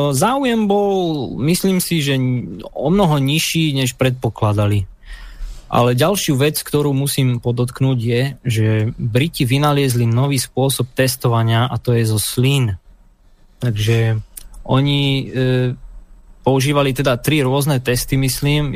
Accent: Slovakia; now in United Kingdom; sme my Slováci, Slovania

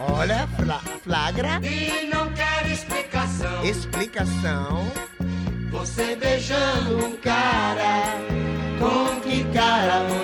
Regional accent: São Bento do Una, Pernambuco, Brazil; lá, lá, lá, na minha terra, em São Bento do Una, não existe esse negócio de, de, de, de, de, de Gaia

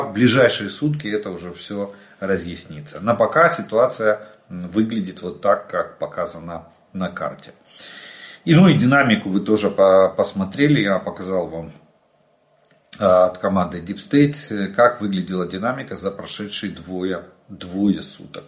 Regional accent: Ukraine; мы из Украины

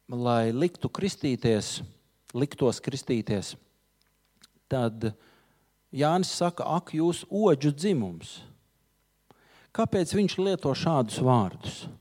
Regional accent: Latvia; mēs visi esam latvieši

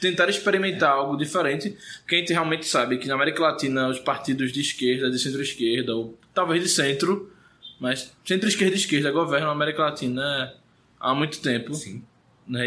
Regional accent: Recife, Pernambuco, Brazil; eu não vim do interior. A não ser que você considere Recife a, a capital mais interiorana do Brasil.

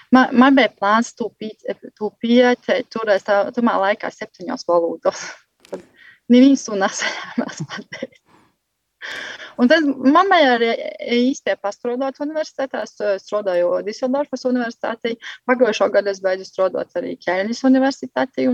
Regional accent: Vecmokas, Latgale, Latvia; moved away as an adult; also born or lived in Galēni; now in Germany; es nāku no Vudsmaižas

